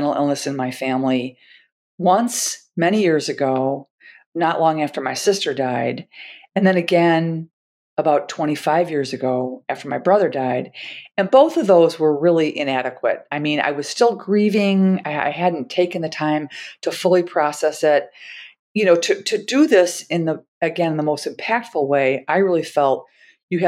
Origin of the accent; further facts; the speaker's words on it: Milwaukee, Wisconsin, United States; I'm from Milwaukee, Wisconsin